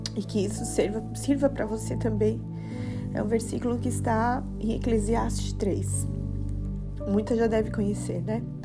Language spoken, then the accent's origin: Portuguese; Criciúma, Santa Catarina, Brazil; moved away as an adult; also born or lived in Curitiba; sou de Criciúma